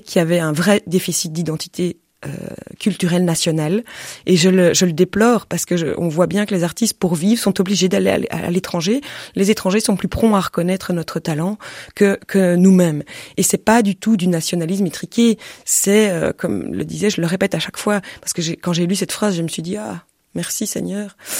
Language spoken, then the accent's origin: French; Belgium; je suis belge